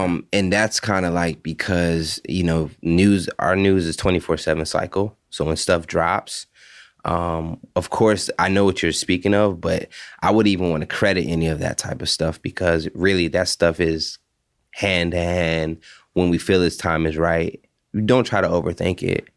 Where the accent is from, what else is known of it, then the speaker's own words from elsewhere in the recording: Hawaii, United States; growing up there, it just kinda opened my eyes to different cultures.